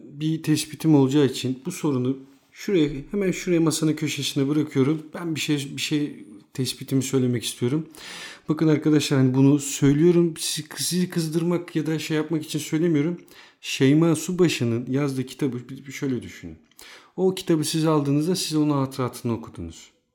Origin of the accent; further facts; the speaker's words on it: Istanbul, Turkey; ben de İstanbul'da doğdum, büyüdüm